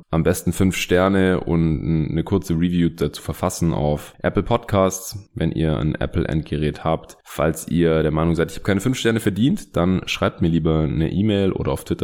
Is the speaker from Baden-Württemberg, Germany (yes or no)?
yes; Stuttgart, Baden-Württemberg, Germany; Hey, Grüße aus meiner alten Heimat.